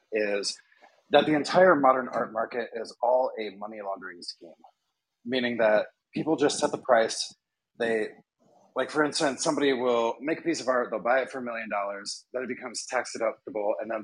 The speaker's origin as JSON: {"language": "English", "town": "Fort Wayne", "region": "Indiana", "country": "United States", "tie": "born or raised there", "moved": "as an adult", "said": "I grew up in Fort Wayne, Indiana"}